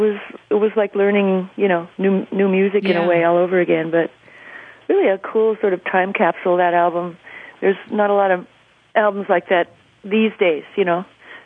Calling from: Los Angeles, California, United States; I'm in L.A. right now.

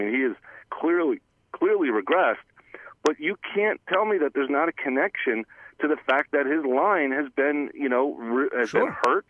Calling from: Cranford, New Jersey, United States; … and … … from Cranford.

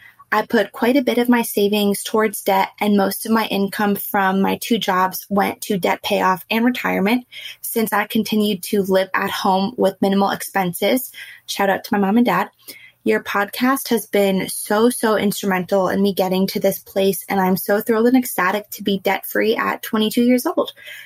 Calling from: Boston, Massachusetts, United States; Hi, Jen and Jill. … I'm from Boston.

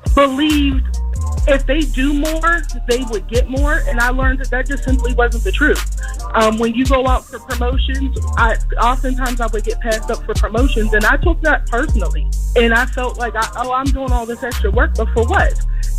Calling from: Pittsburgh, Pennsylvania, United States

